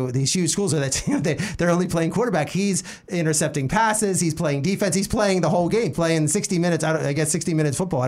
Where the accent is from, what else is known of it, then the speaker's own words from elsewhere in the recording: Pennsylvania, United States; I'm from Pennsylvania